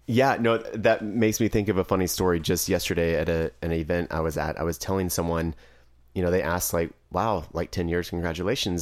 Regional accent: Driftwood, Texas, United States; I'm actually from Driftwood, Texas, and it's a very small town.

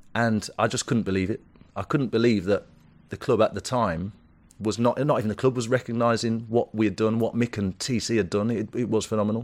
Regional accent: Wolverhampton, West Midlands, United Kingdom; born or raised there

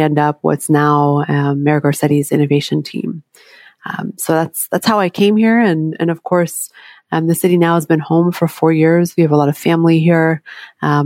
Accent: New York, United States; moved away as an adult; now in Los Angeles, United States; my hometown of New York

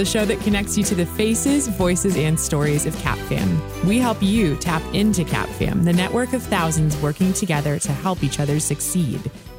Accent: Huron, Ohio, United States; Hailing from Huron, Ohio.

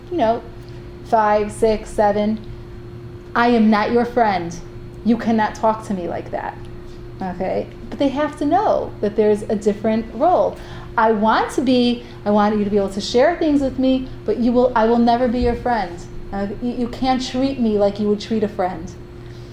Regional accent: Cleveland, Ohio, United States; now in Israel; I grew up in Cleveland

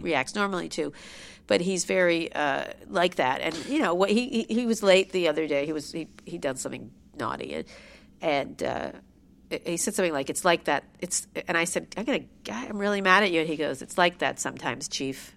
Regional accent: Princeton, New Jersey, United States; I grew up in a beautiful, large home, a gorgeous mansion

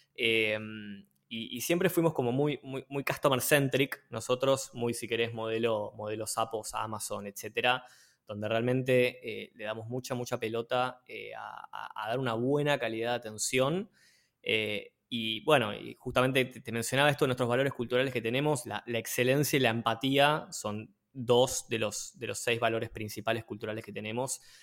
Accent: Buenos Aires, Argentina; porteño desde la cuna, este, nacido en Villa Crespo, después pasé por Barrio Norte, Colegiales, Belgrano, Arte y Colegiales de nuevo, eh, Almagro, nada, pasé por varios, por varios barrios de la capital federal, pero siempre, siempre por acá.

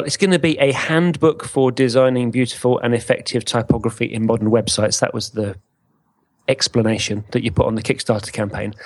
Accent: England, United Kingdom; we're English

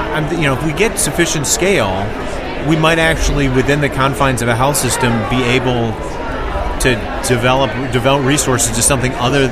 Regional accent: Detroit, Michigan, United States; You know, so I grew up in Detroit, in the Detroit metro area.

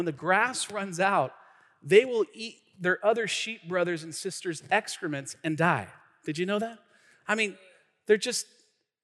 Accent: Tacoma, Washington, United States; I grew up in the city part of Pierce County, like Hilltop, right? Like North End

